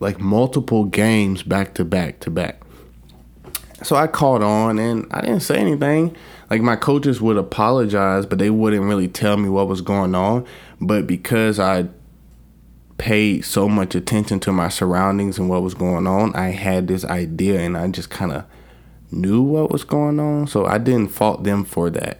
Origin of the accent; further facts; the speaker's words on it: Alabama, United States; moved away as an adult; I grew up in Alabama